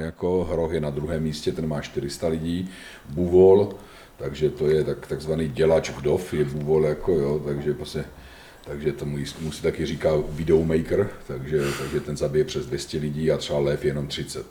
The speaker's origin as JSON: {"language": "Czech", "country": "Czechia", "said": "my máme jako Češi"}